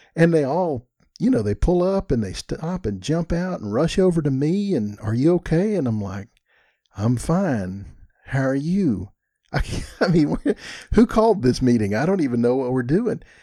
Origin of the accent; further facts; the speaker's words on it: Texas, United States; I'm from Texas